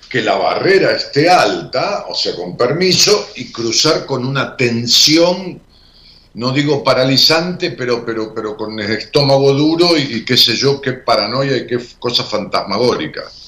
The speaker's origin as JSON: {"language": "Spanish", "town": "Ramos Mejía", "region": "Buenos Aires Province", "country": "Argentina", "tie": "born or raised there", "moved": "yes", "said": "cuando yo vivía en Ramos Mejía, y aún cuando voy allá a mi pueblo"}